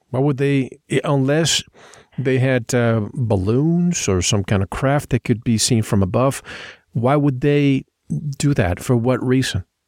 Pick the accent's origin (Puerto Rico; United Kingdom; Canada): Puerto Rico; now in Tucson, United States; I grew up in the Caribbean in an island.